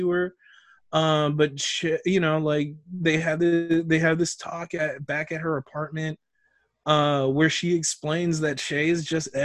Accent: Oakland, California, United States; I was born in Highland, baby

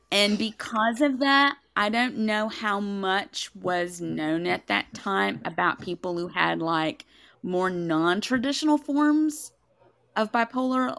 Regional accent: Tennessee, United States; I am from Tennessee.

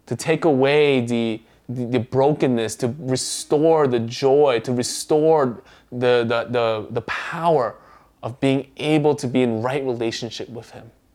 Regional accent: United States; first language Korean; English is a second language; Although I was born in the States, uh, my mom nor my grandparents knew how to speak English. So, at home, we spoke Korean

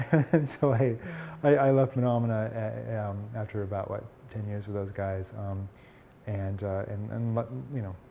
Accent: Portland, Oregon, United States; my hometown of Portland, Oregon

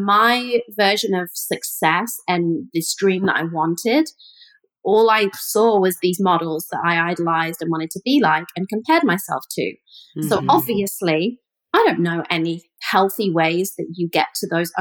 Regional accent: the middle of England, United Kingdom; moved away; I grew up in England, and I grew up in the middle of England. I kind of call it the Ohio of England.

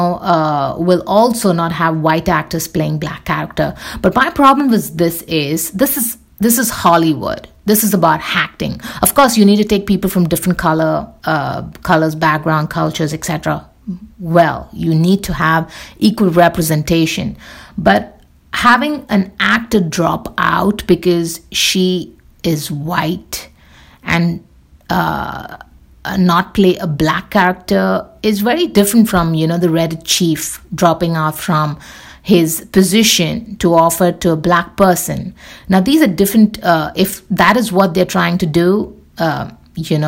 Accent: India; I'm Indian

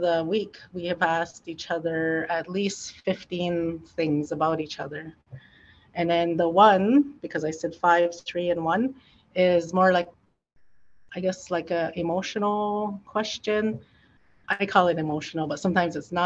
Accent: Oneida Nation of the Thames, Ontario, Canada; my nation is Oneida Nation of the Thames

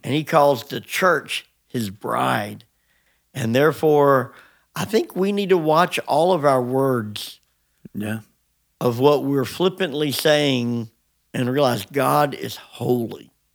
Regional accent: United States; as American Christians

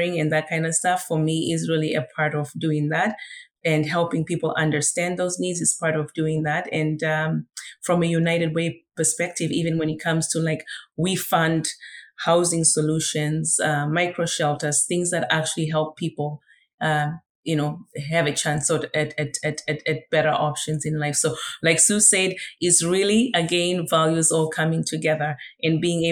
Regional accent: Zimbabwe; moved away; literally being raised by community, because I was born in Zimbabwe, in Africa

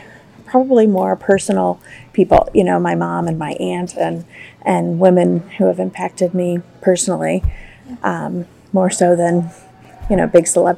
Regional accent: Atlanta, Georgia, United States; And yeah. I'm from Atlanta, Georgia.

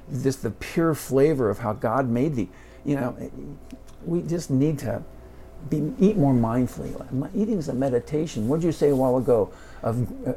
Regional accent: Indianapolis, Indiana, United States; We grew up in Warren Park in Indianapolis

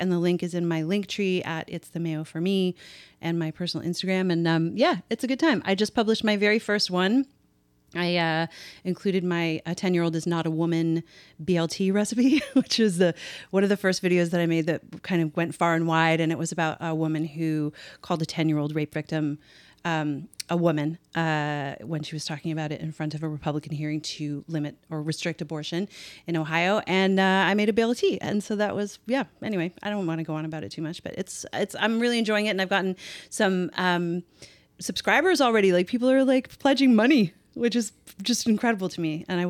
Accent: Canada; I'm Canadian.

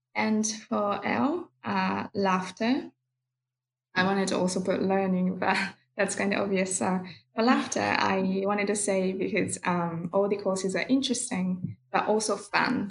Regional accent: Kyoto, Japan; I'm from Kyoto, Japan

